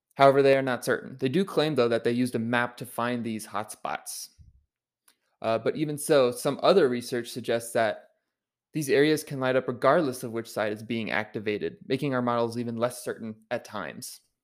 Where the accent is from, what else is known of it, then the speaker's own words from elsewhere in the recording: Maryland, United States; Baltimore, Maryland, my home state